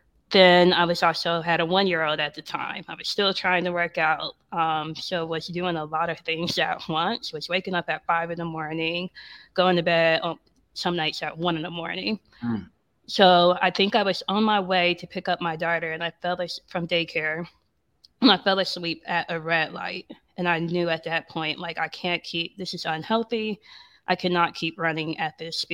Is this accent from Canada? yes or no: no; Ohio, United States; moved away as an adult; also born or lived in New York; now in Atlanta, United States; I'm living here in Atlanta. I'm from Ohio, but spent a lot of time in Atlanta during undergrad